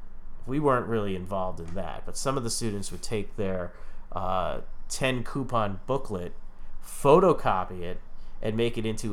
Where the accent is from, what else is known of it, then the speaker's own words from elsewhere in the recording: New York, United States; But we're all from New York